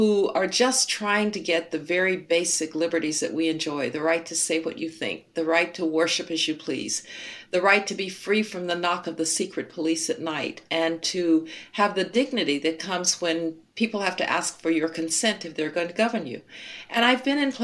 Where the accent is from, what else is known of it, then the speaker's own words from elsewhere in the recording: Birmingham, Alabama, United States; moved away; also born or lived in Denver; I was born in Birmingham. I didn't have a white classmate until we moved to Denver